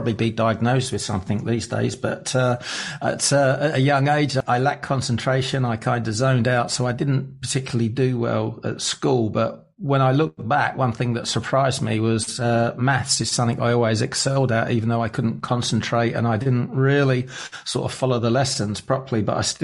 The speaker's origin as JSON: {"language": "English", "region": "England", "country": "United Kingdom", "tie": "born or raised there", "said": "I grew up in England, just outside London."}